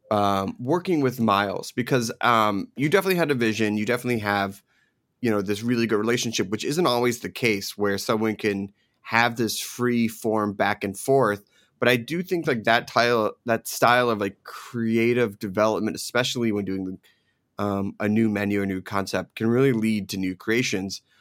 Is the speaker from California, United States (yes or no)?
no; Philadelphia, Pennsylvania, United States; also born or lived in New Jersey / New York; now in Los Angeles, United States; it's a very East Coast style because I grew up in Philadelphia and Jersey, New York.